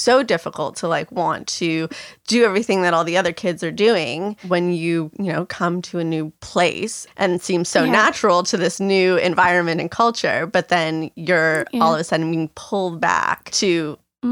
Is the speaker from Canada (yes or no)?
yes; Toronto, Ontario, Canada; I'm from a big city, like I'm from Toronto